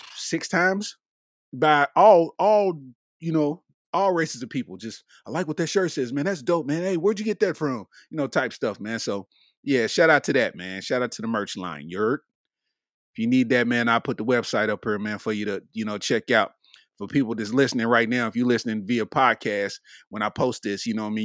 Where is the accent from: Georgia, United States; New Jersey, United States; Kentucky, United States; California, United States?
Kentucky, United States; Lexington; I'm from Lexington, Kentucky, and we don't be having stuff like